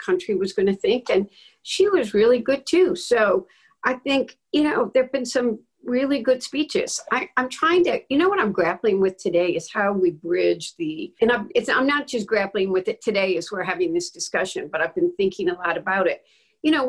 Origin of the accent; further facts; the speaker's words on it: Dearborn, Michigan, United States; I went to my hometown's Dearborn